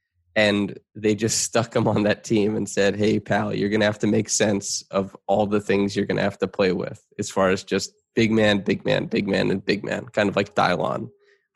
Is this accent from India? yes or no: no; Canada; as a Canadian